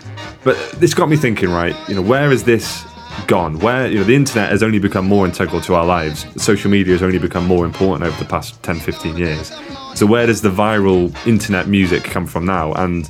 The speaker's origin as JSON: {"language": "English", "town": "Swansea", "region": "Wales", "country": "United Kingdom", "said": "I guess all I'll say is that I'm not from Peterborough. I'm actually from Swansea, mate. So you wouldn't really understand what it's like to be from one of the principalities that has been demonised by England."}